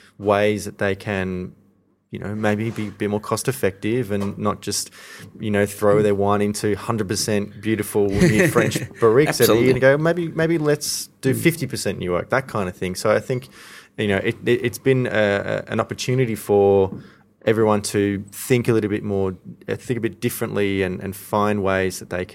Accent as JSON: {"language": "English", "town": "Ivanhoe", "region": "Victoria", "country": "Australia", "tie": "born or raised there", "said": "I grew up in Ivanhoe."}